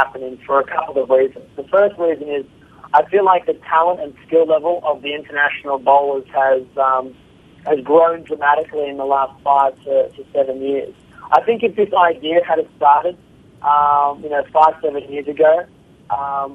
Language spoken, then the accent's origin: English; Australia; I'm from Australia